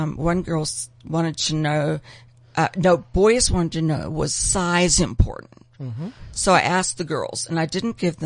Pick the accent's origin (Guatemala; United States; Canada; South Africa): South Africa; I'm born and bred in South Africa